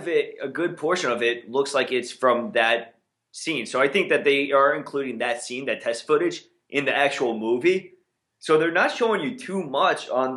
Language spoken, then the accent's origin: English; Long Island, New York, United States; we are from Long Island, representing, hopefully representing pretty well.